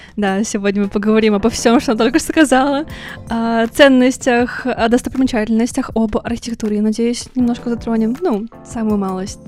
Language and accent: Russian; Russian Far East, Russia; Я лично родилась на Дальнем Востоке